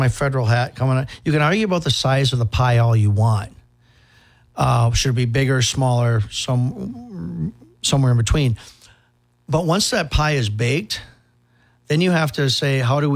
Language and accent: English; Hutchinson, Minnesota, United States; now in Apple Valley, United States; I was born and raised in Hutchinson. That's where I'm from. I live in Apple Valley, but I'm from Hutch